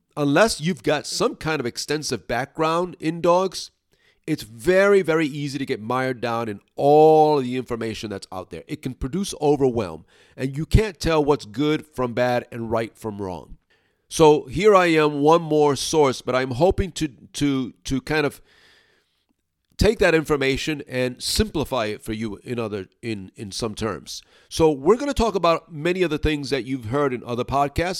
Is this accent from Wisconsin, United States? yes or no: no; New York City, New York, United States; now in upstate New York, United States; I'm originally from New York City, Brooklyn, actually. And I'm now living in upstate New York